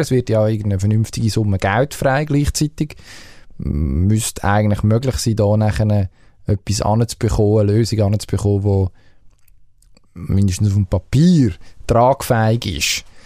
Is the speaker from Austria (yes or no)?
no; Switzerland; als Schweizer Sportfan